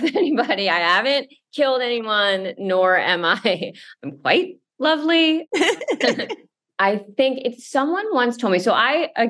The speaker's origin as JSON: {"language": "English", "area": "Westchester", "region": "New York", "country": "United States", "tie": "born or raised there", "said": "I grew up in Westchester outside of New York City. So I'm certainly like a New York person for my entire life"}